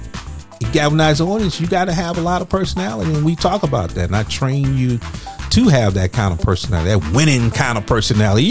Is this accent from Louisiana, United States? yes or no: yes; Louisiana, United States; I'm from Louisiana